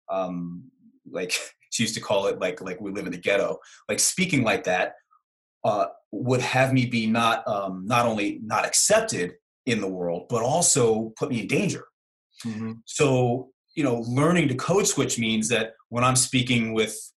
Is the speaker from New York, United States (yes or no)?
yes; Brooklyn, New York, United States; So I'm from Brooklyn, New York, and you know I grew up uh, with my mother constantly correcting my English. Now you can't. Most people don't know that I'm from Brooklyn because I don't have a Brooklyn accent.